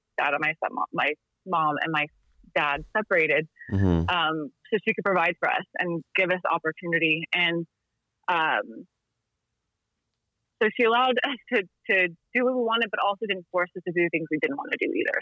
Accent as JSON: {"language": "English", "town": "Dallas", "region": "Texas", "country": "United States", "tie": "born or raised there", "also_born_or_lived": "Shreveport, Louisiana / California", "moved": "yes", "lives_now": "Littleton, United States", "said": "I was born in Shreveport, Louisiana, but my mom probably won't admit that. But I grew up in Texas. I grew up in Dallas, Texas"}